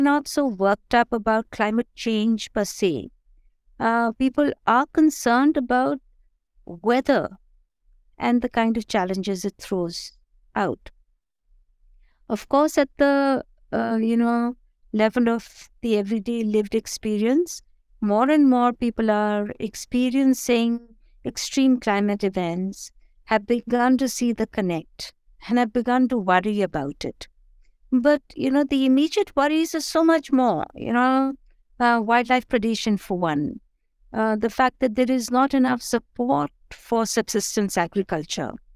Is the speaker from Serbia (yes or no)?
no; Delhi, India; moved away as an adult; also born or lived in Punjab (ancestry); now in Munsiari, India; I am pretty much a city uh, woman who grew up, who was born and brought up in Delhi